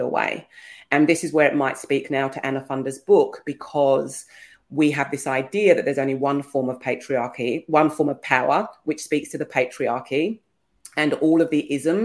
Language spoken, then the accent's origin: English; England, United Kingdom; I'm English.